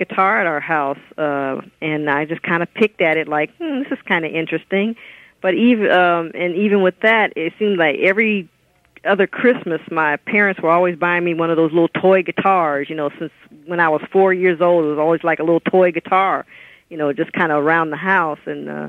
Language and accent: English; West Coast, United States; also born or lived in Chicago, Illinois; And then my family moved out here when I was in grade school.